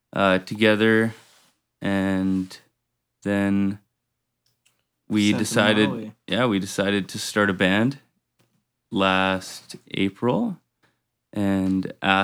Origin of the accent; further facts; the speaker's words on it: Kelowna, British Columbia, Canada; me and Sam are brothers, and so we grew up in Kelowna.